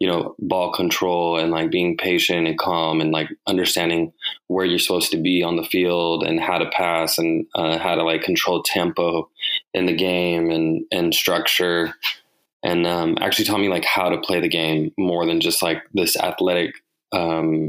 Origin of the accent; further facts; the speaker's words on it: Bakersfield, California, United States; also born or lived in Los Angeles; So I'm from California. I was born in Los Angeles. I grew up in Bakersfield, California.